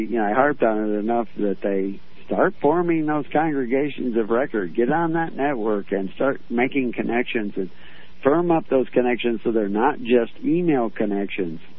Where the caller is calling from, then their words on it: Florida, United States; Hi, uh, I'm calling from Florida, and we appreciate you um, teaching us all this stuff.